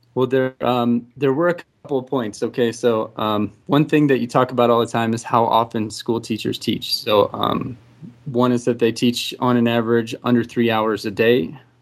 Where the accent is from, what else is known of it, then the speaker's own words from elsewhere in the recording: Texas, United States; I'm from Texas